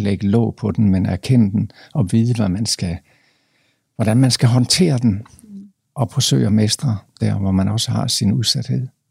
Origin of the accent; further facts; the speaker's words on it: Jutland, Denmark; moved away; vi kommer fra Jylland